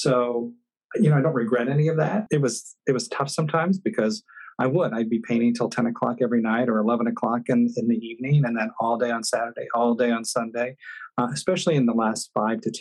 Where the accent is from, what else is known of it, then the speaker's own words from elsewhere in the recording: Fairfield, Ohio, United States; moved away; I was born and raised in Ohio.